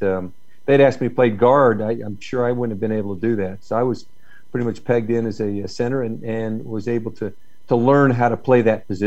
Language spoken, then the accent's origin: English; Southwest Georgia, United States; I grew up in Southwest Georgia